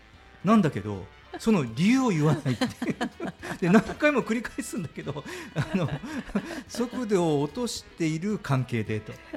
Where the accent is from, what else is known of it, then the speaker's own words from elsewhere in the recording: Kyushu, Japan; 僕はあの九州の田舎の方で育った